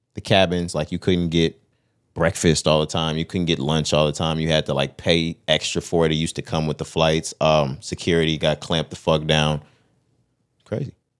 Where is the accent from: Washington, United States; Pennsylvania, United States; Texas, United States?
Texas, United States; we're from Texas